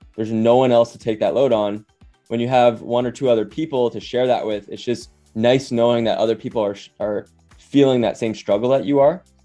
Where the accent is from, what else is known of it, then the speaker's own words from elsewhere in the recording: Honolulu, Hawaii, United States; moved away; also born or lived in New York City / Bay Area; I grew up in Honolulu, Hawaii